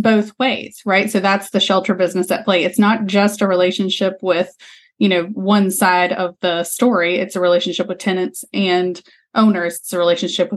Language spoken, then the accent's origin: English; Hickory, North Carolina, United States; my hometown in Hickory, North Carolina